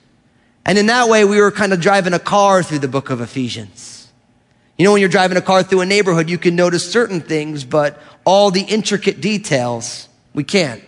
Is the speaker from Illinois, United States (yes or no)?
no; New Jersey, United States; I grew up in New Jersey